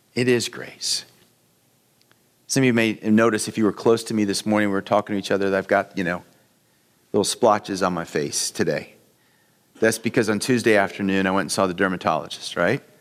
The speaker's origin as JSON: {"language": "English", "country": "United States", "said": "we as American Christians"}